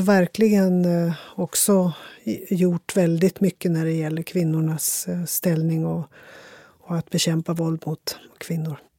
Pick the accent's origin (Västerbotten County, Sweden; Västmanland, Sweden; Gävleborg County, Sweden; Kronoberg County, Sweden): Västerbotten County, Sweden; jag är ju västerbottning